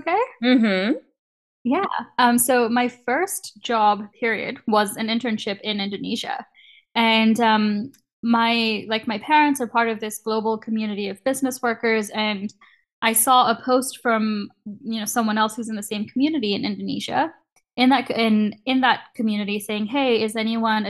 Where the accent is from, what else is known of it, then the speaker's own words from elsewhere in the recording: Kenya; moved away as an adult; now in Canada; growing up in Kenya